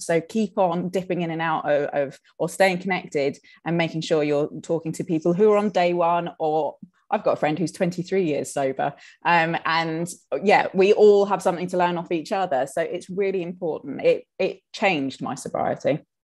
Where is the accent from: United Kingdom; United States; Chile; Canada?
United Kingdom; us Brits